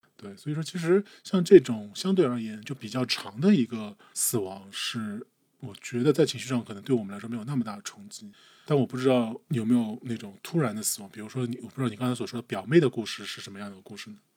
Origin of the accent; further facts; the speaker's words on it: Shanghai, China; also born or lived in Ningbo (ancestral home); 我们上海这边的墓一般都是买合葬墓嘛